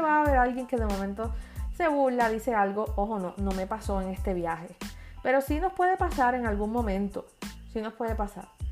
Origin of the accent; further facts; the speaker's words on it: Puerto Rico; Soy la única de Puerto Rico, la única que habla español